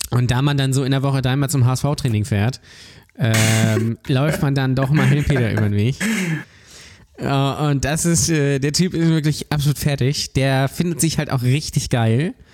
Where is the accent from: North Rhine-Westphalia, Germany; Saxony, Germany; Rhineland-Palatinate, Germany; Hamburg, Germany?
Hamburg, Germany; Also wirklich auch wichtig als Hamburger